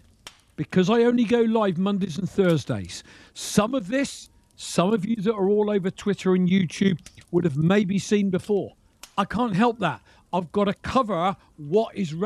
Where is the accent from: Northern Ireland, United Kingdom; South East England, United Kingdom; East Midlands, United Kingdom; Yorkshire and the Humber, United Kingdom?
South East England, United Kingdom; Reading; moved away; my hometown was Reading